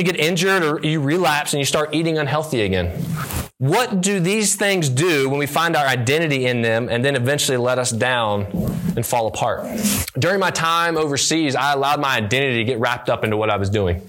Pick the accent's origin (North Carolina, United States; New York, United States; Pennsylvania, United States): North Carolina, United States; near Charlotte; I grew up near Charlotte, North Carolina